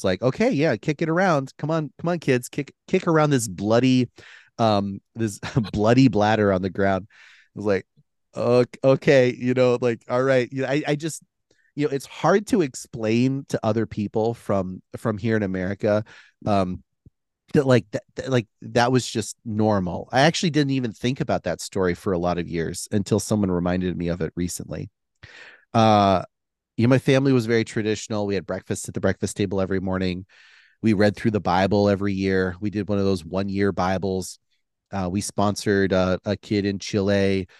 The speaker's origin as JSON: {"language": "English", "country": "Philippines", "tie": "born or raised there", "said": "so growing up in the Philippines, there's a lot of cobras. There's a lot of snakes."}